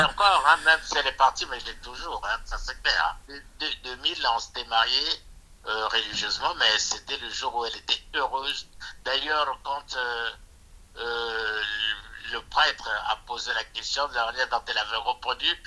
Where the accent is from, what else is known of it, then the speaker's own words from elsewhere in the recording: Republic of the Congo; moved away as an adult; now in France; Je suis du Congo-Brazzaville